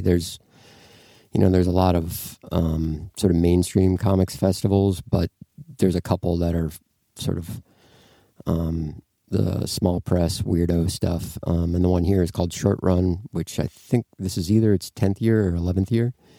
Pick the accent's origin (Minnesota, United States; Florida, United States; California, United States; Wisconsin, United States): Minnesota, United States; Duluth; moved away as an adult; also born or lived in Oakland; I'm from Duluth, Minnesota